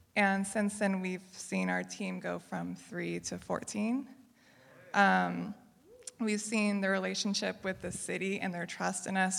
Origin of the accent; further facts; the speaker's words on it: Riverside, California, United States; moved away as an adult; now in Davis, United States; originally, I'm from the Riverside area